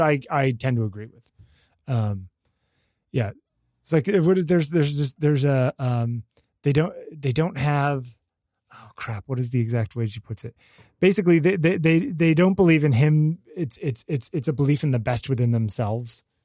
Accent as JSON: {"language": "English", "country": "United States"}